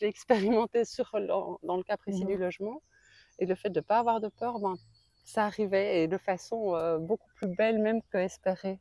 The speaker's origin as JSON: {"language": "French", "country": "Belgium", "said": "de Belgique. De Belgique"}